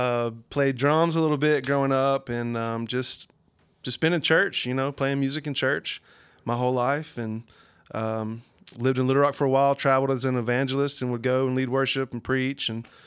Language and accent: English; El Dorado, Arkansas, United States; I'm 35 years old. I'm from El Dorado, way south Arkansas.